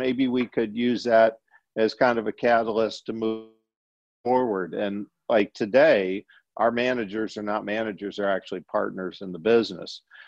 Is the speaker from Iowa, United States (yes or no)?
no; Berkley, Michigan, United States; moved away as an adult; now in Louisiana, United States; when I was a kid in Metro Detroit, I was actually from Berkeley, which is just a little bit north of Detroit.